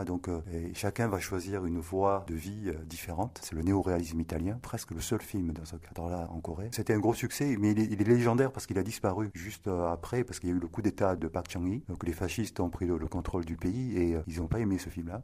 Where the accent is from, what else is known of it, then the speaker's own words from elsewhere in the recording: Marseille, Provence-Alpes-Côte d'Azur, France; moved away as an adult; also born or lived in Paris; je suis né à Marseille